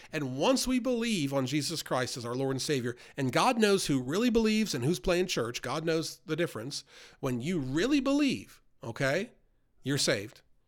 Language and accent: English; New York, United States; moved away; I grew up in New York outside the city in a very worldly environment